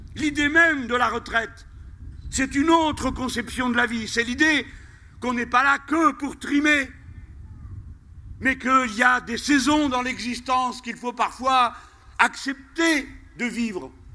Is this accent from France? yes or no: yes; France; chez nous en France.